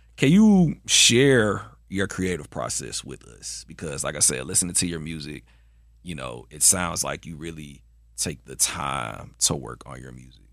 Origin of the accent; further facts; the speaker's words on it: Atlanta, Georgia, United States; I'm from Atlanta, so, you know, I, you know, I'm from the A.